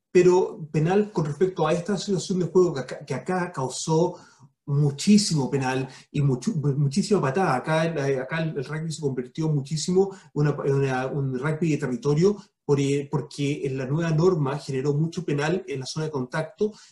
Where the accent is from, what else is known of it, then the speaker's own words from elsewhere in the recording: Chile; Pero lo que quiero tirar de vuelta cómo nos sentimos como chilenos que todos los cóndores no canten el himno.